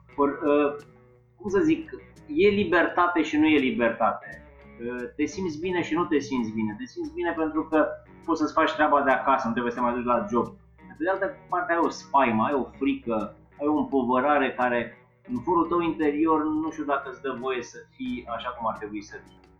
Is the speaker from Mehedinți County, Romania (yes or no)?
yes; Drobeta-Turnu Severin, Mehedinți County, Romania; moved away as an adult; Eu sunt născut în turnul Severin și până la 19 ani am locuit acolo